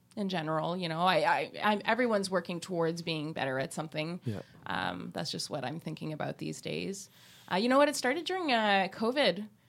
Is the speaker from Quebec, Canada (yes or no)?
yes; Quebec, Canada; growing up in Quebec